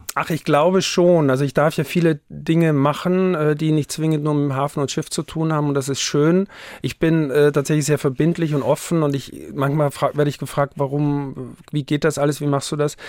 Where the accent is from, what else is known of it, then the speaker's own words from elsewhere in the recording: Haus, Styria, Austria; now in Hamburg, Germany; Haus im Enztal ist mein Heimatort. Das ist in der Dachstein-Dauern-Region, der höchste Berg in der Steiermark.